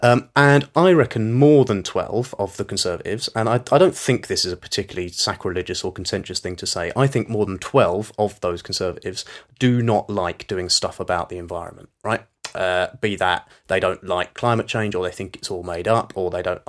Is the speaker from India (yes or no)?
no; United Kingdom; because we're British, we get special treatment